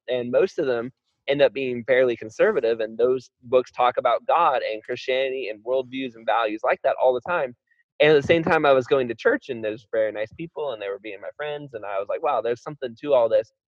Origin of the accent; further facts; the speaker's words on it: Florida, United States; I was raised in Florida